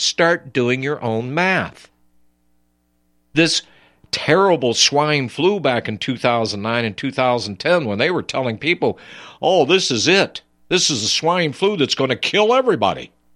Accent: United States; I'm an American. Here we speak English

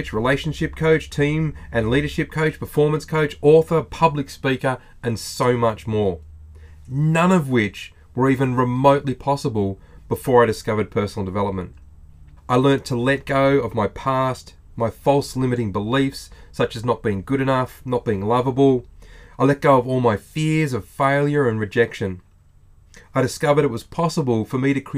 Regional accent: Australia

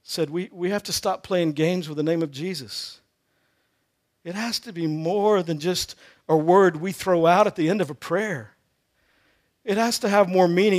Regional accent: Texas, United States; I grew up in Texas

